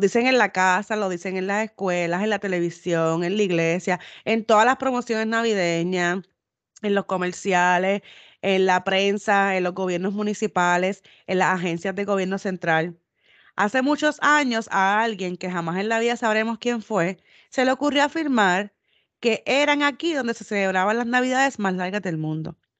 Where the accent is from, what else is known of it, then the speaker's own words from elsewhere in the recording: Puerto Rico; moved away; cuando me fui de Puerto Rico